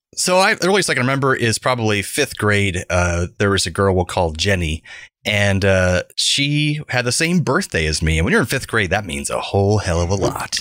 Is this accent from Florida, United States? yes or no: yes; Central Florida, United States; growing up in Central Florida in the 1990s